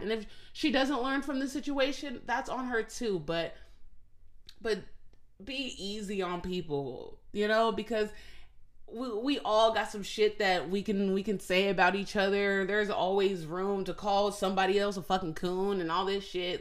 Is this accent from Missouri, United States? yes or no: no; Phoenix, Arizona, United States; I'm from Phoenix, Arizona